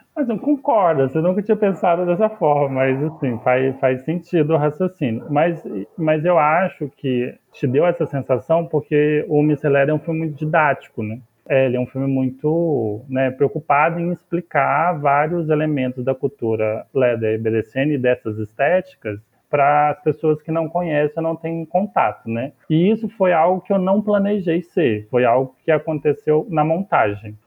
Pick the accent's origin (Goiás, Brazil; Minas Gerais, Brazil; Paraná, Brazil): Goiás, Brazil; Catalão; moved away; lá da região de lá de Catalão, onde eu nasci e onde eu vivi